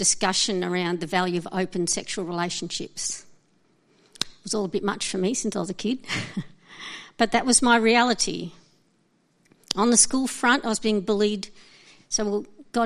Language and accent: English; Brisbane, Queensland, Australia; also born or lived in Alice Springs / Darwin; In 1974, the year was almost over by the time my family moved to Brisbane, and we moved from Darwin